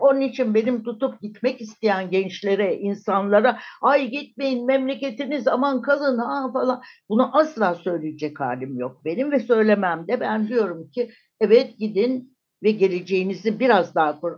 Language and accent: Turkish; Turkey; moved away as an adult; also born or lived in Germany; Türk'üm, Türkiye'den geliyorum